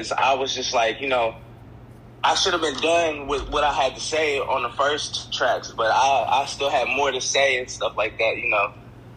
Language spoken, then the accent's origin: English; Evansville, Indiana, United States; I'm from Evansville, Indiana